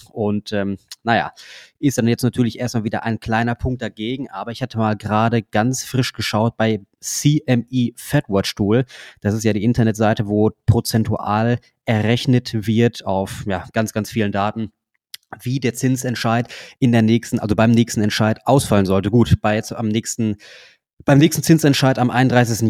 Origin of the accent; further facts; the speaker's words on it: Germany; bei uns in Deutschland